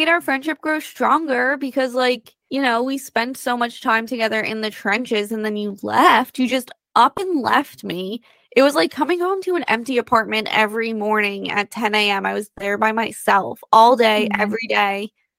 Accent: New York City, New York, United States; I was born and raised in New York, and that's where my small family lives.

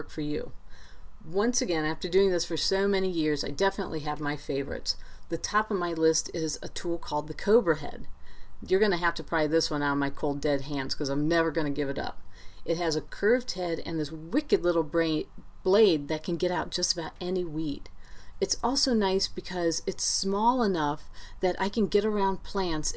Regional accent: Ohio, United States; now in Great Falls, United States; growing up in Ohio

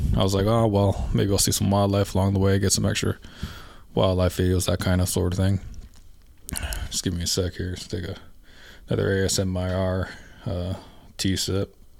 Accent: Canada; now in Alberta, Canada; I'm from Canada. I'm Canadian.

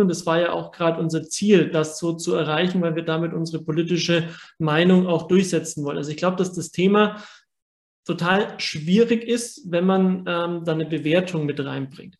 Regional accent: Germany; bei uns in Deutschland

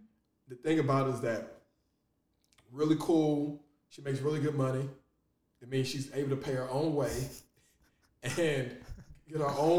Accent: Nigeria; now in Los Angeles, United States; I'm Nigerian

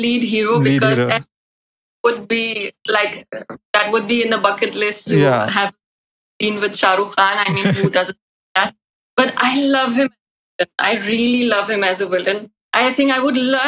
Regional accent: Afghanistan; English is a second language; also born or lived in Kashmir; now in India; I am from Afghanistan

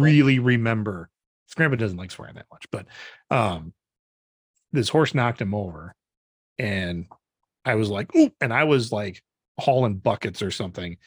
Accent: Janesville, Wisconsin, United States; moved away; growing up, um, we'd drive around Janesville with my dad

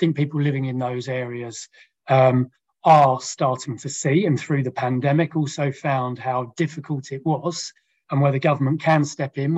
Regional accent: Kent, South East England, United Kingdom; I grew up in Kent

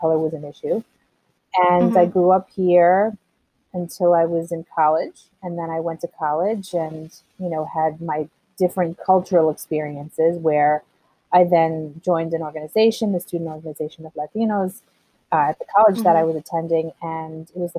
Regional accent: Levittown, New York, United States; also born or lived in Colombia; I grew up in a very, if anyone knows anything about Levittown

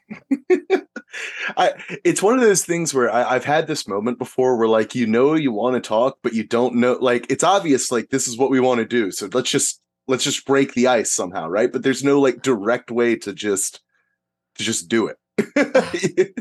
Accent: United States; as an American

